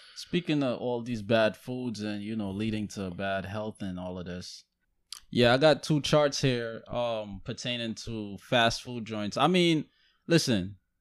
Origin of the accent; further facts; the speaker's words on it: Guyana; I'm from Guyana